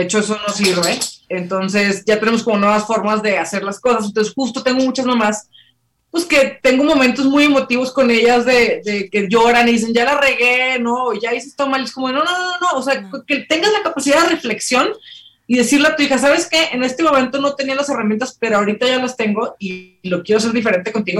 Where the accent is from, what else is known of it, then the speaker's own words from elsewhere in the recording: Mexico; como mexicanas, en este caso, ¿no? Toda la herencia que tenemos